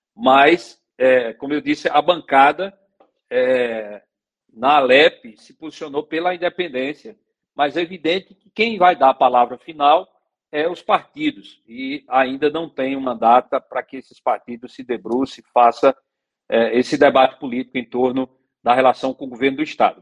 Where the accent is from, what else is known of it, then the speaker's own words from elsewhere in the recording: Águas Belas, Pernambuco, Brazil; eu sou de Águas Belas